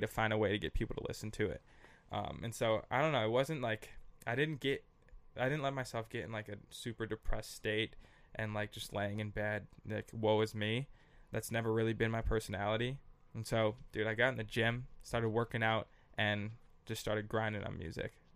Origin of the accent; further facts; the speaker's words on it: Minneapolis, Minnesota, United States; moved away as an adult; also born or lived in San Diego / Los Angeles / New York; I grew up on Russell Avenue North in Minneapolis